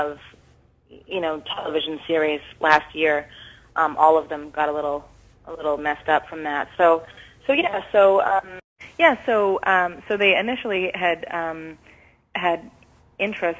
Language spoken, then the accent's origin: English; Vancouver, British Columbia, Canada; moved away; I'm from Vancouver, born and raised.